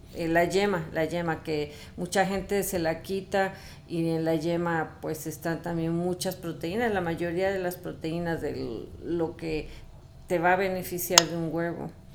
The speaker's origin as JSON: {"language": "Spanish", "country": "Mexico", "said": "pues ya ves cómo somos los mexicanos"}